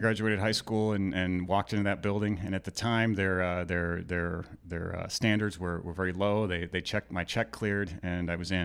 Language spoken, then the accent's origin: English; just north of Minneapolis, Minnesota, United States; moved away as an adult; also born or lived in Mission Viejo, California / Saint Paul, Minnesota; now in Phoenix, United States; just slightly north of Minneapolis is where I actually grew up, and also in Mission Viejo, California